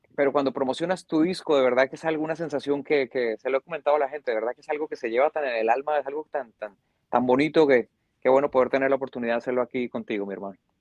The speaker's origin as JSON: {"language": "Spanish", "region": "Bogotá", "country": "Colombia", "tie": "born or raised there", "said": "yo soy bogotá, bogotano criado y nacido."}